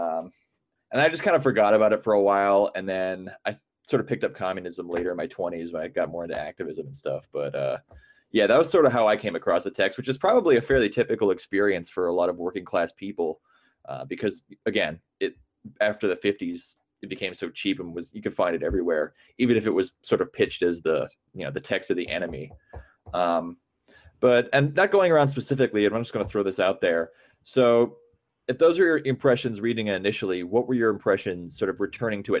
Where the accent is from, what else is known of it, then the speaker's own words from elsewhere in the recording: Midwest, United States; I grew up in the Midwest and, you know, pretty working class